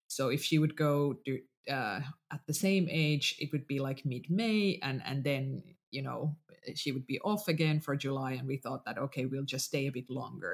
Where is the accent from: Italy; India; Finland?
Finland; first language Finnish; English is a second language; finnish is my mother tongue